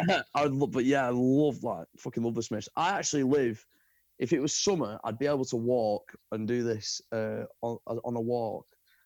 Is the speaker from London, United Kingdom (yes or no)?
no; Manchester, North West England, United Kingdom; also born or lived in North Wales; Lucky to be from here.